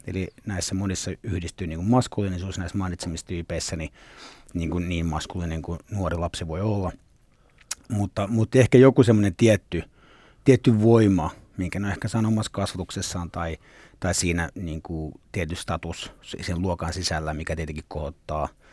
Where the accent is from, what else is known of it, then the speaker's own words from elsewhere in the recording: Nurmijärvi, Uusimaa, Finland; also born or lived in Cyprus; Mä, mä oon niinku lepsämästä tavallaan, niinku, tai se on semmoinen niinku koti. Joo. Että mä, mähän synnyin Kyproksella, mutta sitten äiti halusi mulle suomalaisen kasvatuksen